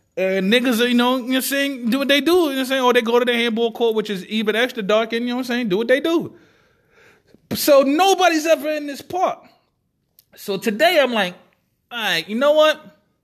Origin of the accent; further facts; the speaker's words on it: New York City, New York, United States; I was raised in Marcy Projects, that style, Brooklyn, New York